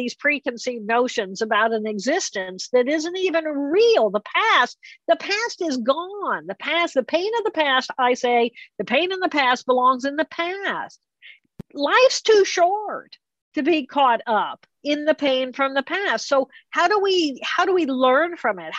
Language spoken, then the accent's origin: English; Indiana, United States; I come from Indiana and it's farmland